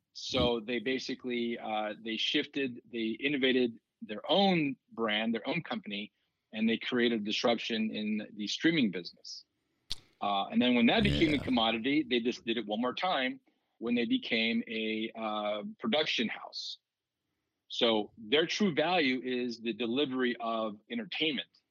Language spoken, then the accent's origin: English; Douglas, Arizona, United States; So I grew up in Douglas, which is in Cochise County, right on the border of Mexico